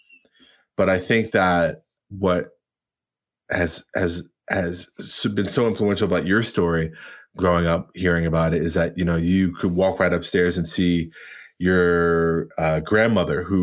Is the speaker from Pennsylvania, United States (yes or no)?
no; Long Island, New York, United States; growing up in Long Island, going to all white schools